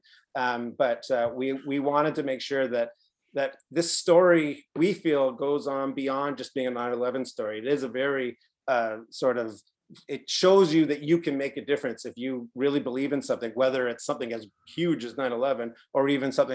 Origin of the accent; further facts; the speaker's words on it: Canada; we're from Canada